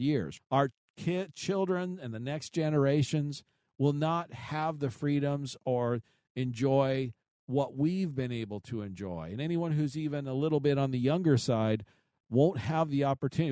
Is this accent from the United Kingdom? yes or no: no; United States; I was born here. I'm a, I'm, I'm an American